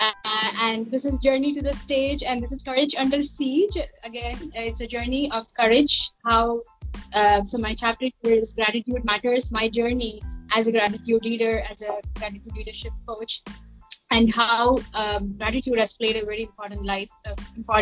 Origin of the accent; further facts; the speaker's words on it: Mumbai, Maharashtra, India; moved away as an adult; also born or lived in United States; I was born and brought up in Mumbai, and I built my business also here